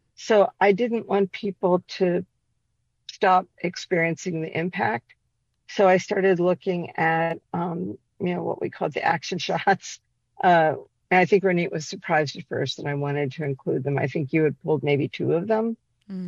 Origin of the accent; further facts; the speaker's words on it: Cincinnati, Ohio, United States; now in Chicago, United States; I'm from Cincinnati and I moved here originally in the early 80s. And Cincinnati, when I grew up, was incredibly segregated.